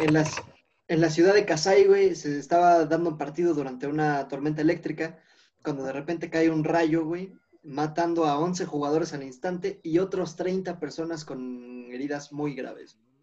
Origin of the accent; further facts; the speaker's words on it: Sultepec, State of Mexico, Mexico; en mi pueblito, güey, en mi ranchito